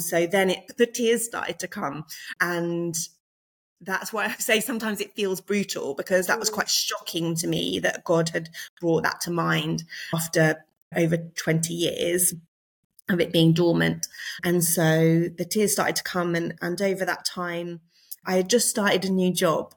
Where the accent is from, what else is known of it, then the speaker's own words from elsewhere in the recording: Surrey, South East England, United Kingdom; moved away as an adult; now in Liverpool, United Kingdom; I'm not a Scouser, in case you can't tell from my accent. Um, I was born in Surrey